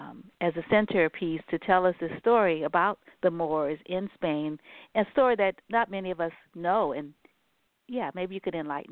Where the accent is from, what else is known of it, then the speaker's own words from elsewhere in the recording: San Francisco, California, United States; We lived in Ingleside